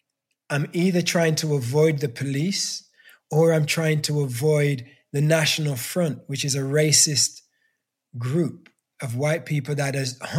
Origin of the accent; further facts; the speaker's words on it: England, United Kingdom; as a Black kid growing up in England that had no Black education, no cultural education.